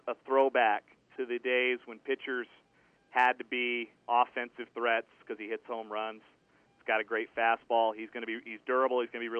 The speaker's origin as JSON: {"language": "English", "town": "Aurora", "region": "Colorado", "country": "United States", "tie": "born or raised there", "also_born_or_lived": "Greencastle, Indiana / North Platte, Nebraska", "moved": "as an adult", "said": "I grew up in the Denver area, so the Rockies were kind of my first love. You know, I was 6 years old when they started playing games"}